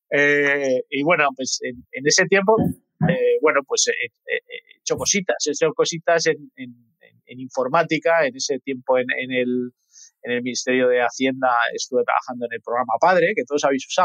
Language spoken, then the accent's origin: Spanish; Madrid, Community of Madrid, Spain; soy, de Madrid